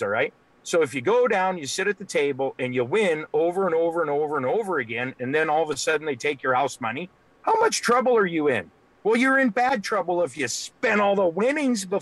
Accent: United States; also born or lived in Colorado / South Dakota; I'm from Wyoming, Colorado, South Dakota. I'm from that area

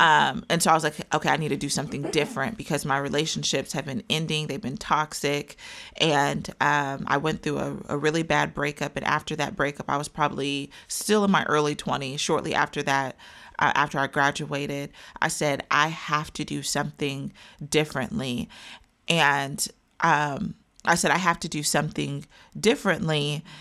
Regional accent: Wichita, Kansas, United States; I am from Wichita, Kansas.

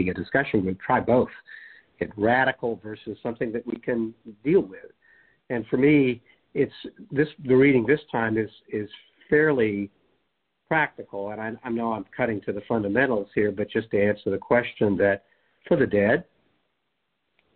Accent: United States; speaking as an American

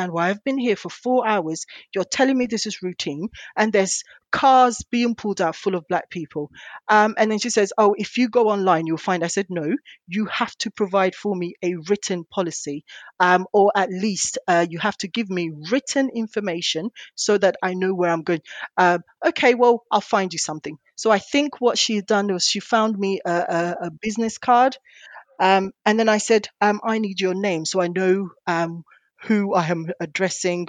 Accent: London, United Kingdom; I grew up in East London

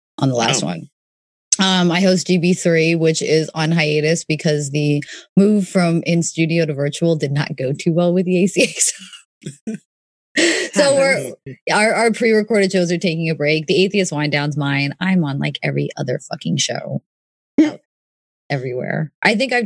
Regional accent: New York City, New York, United States; I grew up in New York City in the projects during the crack epidemic, so I watched it

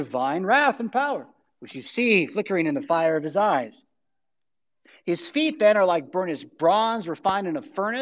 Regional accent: California, United States; moved away; I'm from California

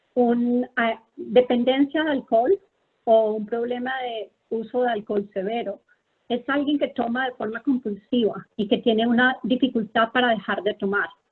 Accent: Colombia; moved away as an adult; also born or lived in Philadelphia, United States / Texas, United States / Bethesda, United States; now in United States; yo soy una médica colombiana

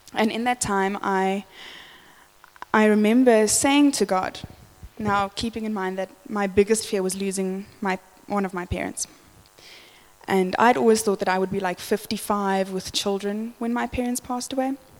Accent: Johannesburg, Gauteng, South Africa; I grew up in the West Rand of Joburg

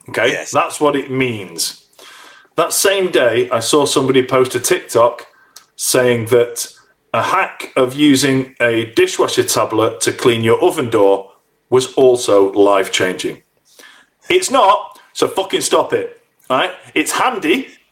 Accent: United Kingdom; we're British

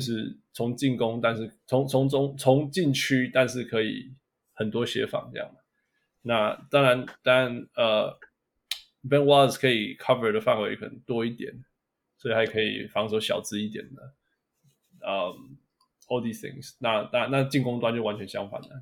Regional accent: Canada; moved away; also born or lived in Taiwan / Los Angeles, United States; 我是台湾人，加拿大长大的

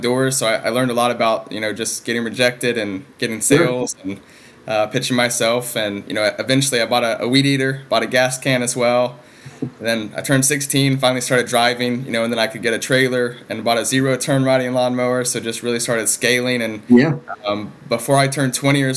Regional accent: Stephenville, Texas, United States; also born or lived in College Station, Texas / Houston, Texas; now in Dallas, United States; Born and raised in Texas, a little small town called Stephenville

